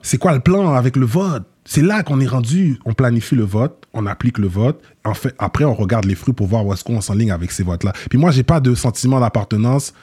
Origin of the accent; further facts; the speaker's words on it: Quebec, Canada; also born or lived in Montréal-Nord; je suis né au Québec, je suis né, j'ai grandi au Québec